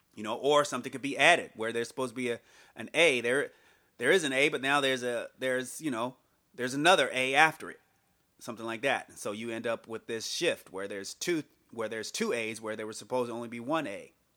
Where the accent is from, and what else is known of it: United States